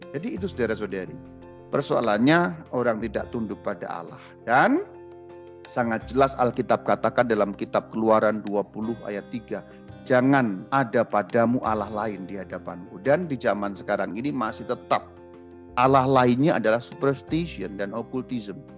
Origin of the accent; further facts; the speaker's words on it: Java, Indonesia; Saya sebagai orang Jawa saya harus belajar tentang kejawaan saya sehingga saya tahu ini bagian ini tahayul, bagian itu tidak.